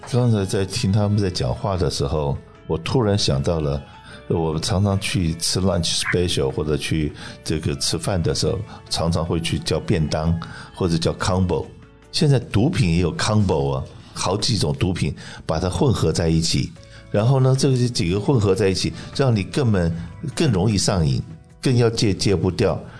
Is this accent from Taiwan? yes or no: yes; Taiwan; now in California, United States; 我是从台湾来的中国人